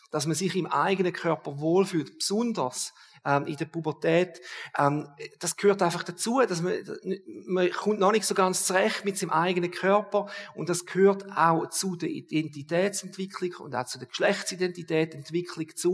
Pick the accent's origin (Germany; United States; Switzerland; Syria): Switzerland; Das ist noch nicht so häufig bei uns in der Schweiz